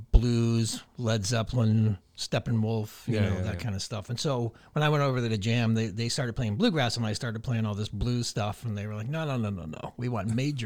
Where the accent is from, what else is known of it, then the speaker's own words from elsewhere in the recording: Agawam, Massachusetts, United States; Agawam, Massachusetts.